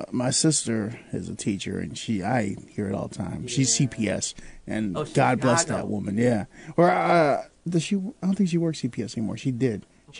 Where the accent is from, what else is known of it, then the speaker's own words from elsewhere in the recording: Chicago, Illinois, United States; moved away as an adult; now in Peoria, United States; I'm coming from Chicago, born and raised